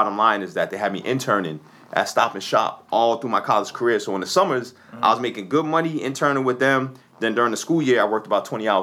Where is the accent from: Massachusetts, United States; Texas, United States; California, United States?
Massachusetts, United States; Boston; I'm born and raised in Dorchester